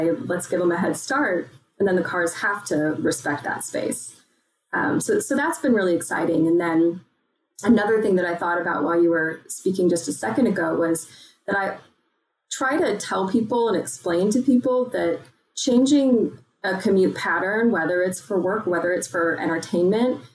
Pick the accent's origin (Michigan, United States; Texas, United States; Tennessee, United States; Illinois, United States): Texas, United States; growing up in Texas